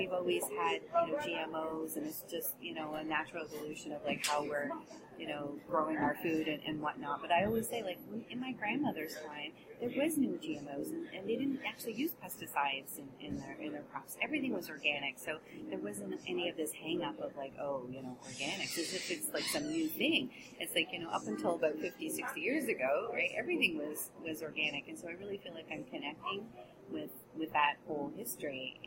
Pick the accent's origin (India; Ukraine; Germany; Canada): Canada; Ontario; moved away as an adult; now in Montreal, Canada; I am a Canadian. I was born in Ontario, and I moved here to Montreal about 25 years ago